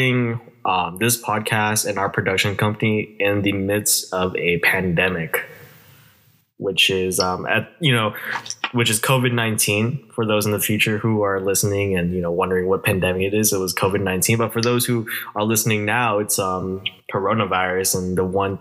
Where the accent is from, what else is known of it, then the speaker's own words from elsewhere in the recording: Vallejo, California, United States; I was also born and raised here in Vallejo.